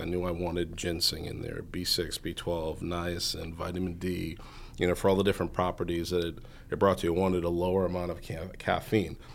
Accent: Norwood, Massachusetts, United States; I grew up in Norwood, Massachusetts, so just about thirty minutes north of here

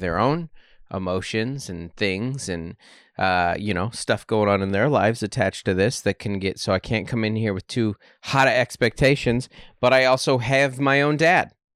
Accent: Seattle, Washington, United States; moved away as an adult; now in San Diego, United States; growing up in Washington

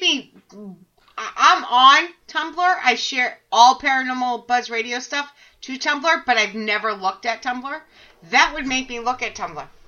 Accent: Massachusetts, United States; now in New Hampshire, United States; born and raised in Massachusetts, but I live in New Hampshire

